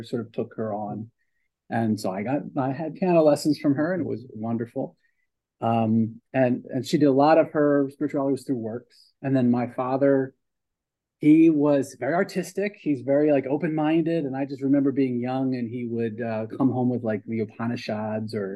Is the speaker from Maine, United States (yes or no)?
no; Pennsauken, New Jersey, United States; also born or lived in Philadelphia, Pennsylvania; grew up in Pensauken over in New Jersey